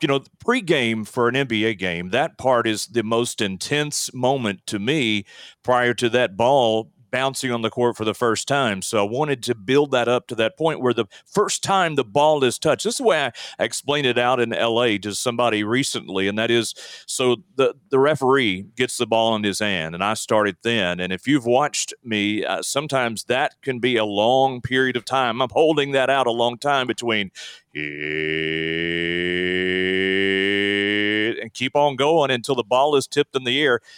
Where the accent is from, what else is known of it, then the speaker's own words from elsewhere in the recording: Alabama, United States; now in Texas, United States; I grew up in Alabama